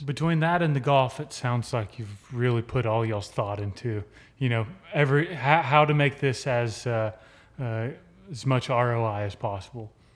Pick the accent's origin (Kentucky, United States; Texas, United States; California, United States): Texas, United States; Midland; born in Midland, Texas, lived there for nineteen years.